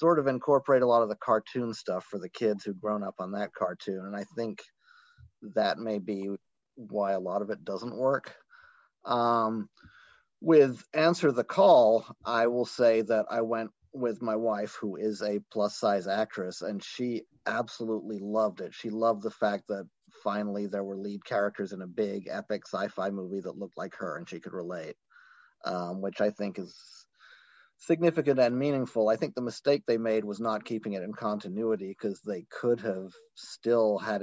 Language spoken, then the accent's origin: English; Ireland; now in United States; I grew up in Ireland